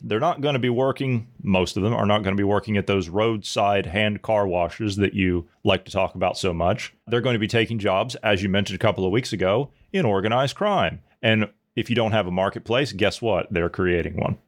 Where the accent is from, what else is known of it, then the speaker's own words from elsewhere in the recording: United States; moved away; I've gone back to my hometown in the U S